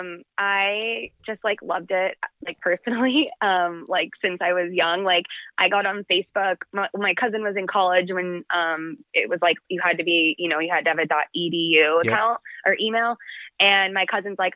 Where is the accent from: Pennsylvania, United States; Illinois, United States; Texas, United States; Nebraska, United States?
Illinois, United States; Chicago; moved away as an adult; also born or lived in Los Angeles / Mexico / Panama; now in Mexico/Panama; I am originally from Chicago suburbs.